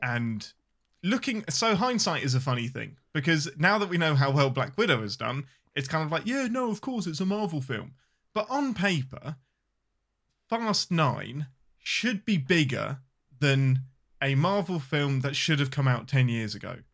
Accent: England, United Kingdom; I'm your Englishman

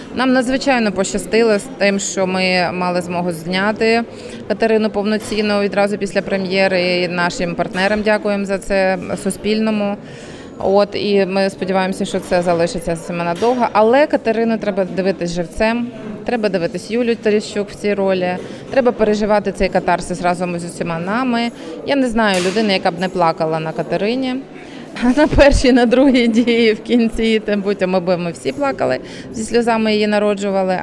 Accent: Kyiv, Ukraine; я як киянка

